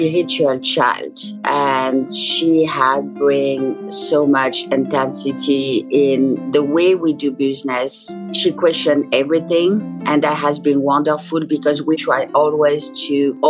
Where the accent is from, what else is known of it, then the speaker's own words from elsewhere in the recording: south of France, France; moved away as an adult; now in United States; since I grew up in South of France.